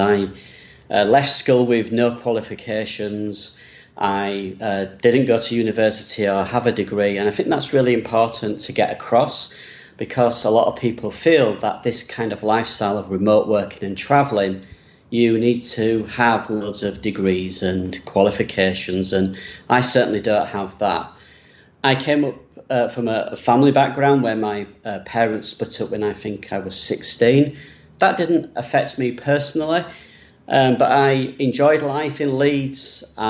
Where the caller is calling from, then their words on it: Bangkok, Thailand; I'm from Bangkok in Thailand right now. I've been here for a month, next heading to South Korea.